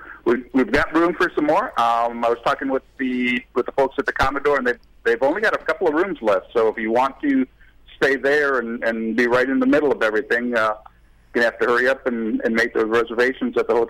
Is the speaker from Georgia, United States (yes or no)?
no; Milwaukee, Wisconsin, United States; I grew up in Milwaukee, so I've been a Lake Michigan boy